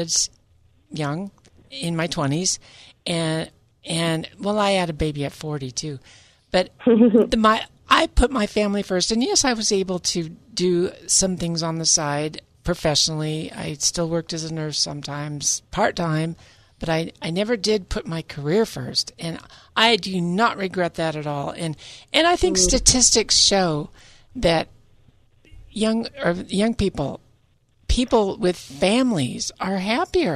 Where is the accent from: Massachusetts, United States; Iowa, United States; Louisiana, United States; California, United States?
California, United States; also born or lived in Utah / San Francisco Bay Area, California; where I was raised in California